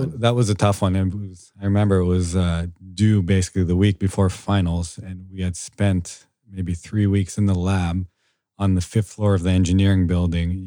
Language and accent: English; Foster City, California, United States; I am born and raised in Foster City, California